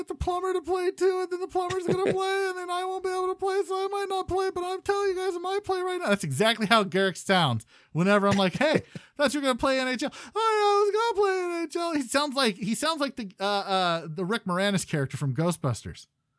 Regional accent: Canada; As a Canadian.

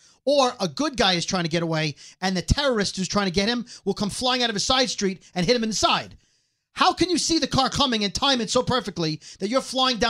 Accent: New York City, New York, United States; I'm from Brooklyn.

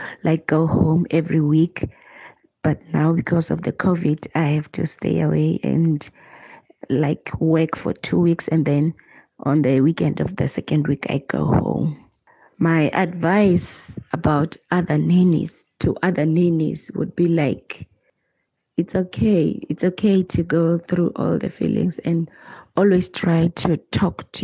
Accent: Sebokeng, Gauteng, South Africa; moved away as an adult; now in Kyalami, South Africa; I'm from Sebokeng in the Val Triangle, but currently I'm a live-in nanny at Kyalami.

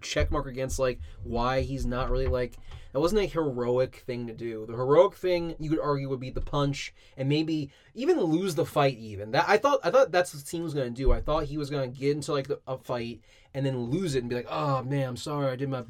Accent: United States; We're American.

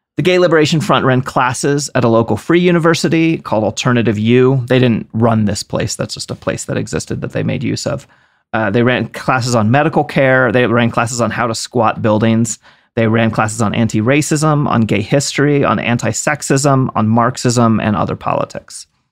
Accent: East Coast, United States; I'm from the East Coast

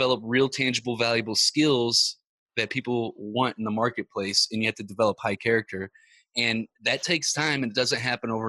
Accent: Ferguson, Missouri, United States; I grew up in Ferguson, Missouri

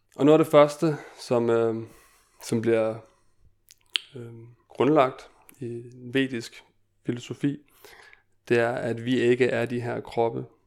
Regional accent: Denmark; jeg er født og opvokset i Danmark

